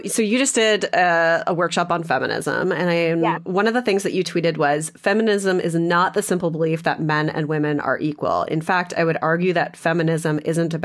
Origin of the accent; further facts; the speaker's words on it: Canada; I'm from Canada.